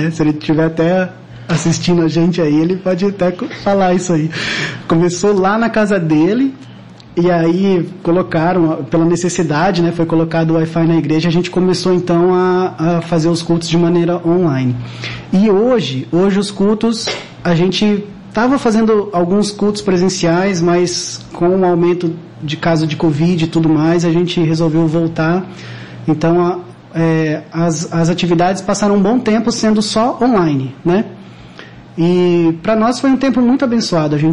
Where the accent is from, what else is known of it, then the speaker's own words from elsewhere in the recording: Maringá, Paraná, Brazil; Eu, eu sou de Maringá. Eu sou natural de Maringá, tá.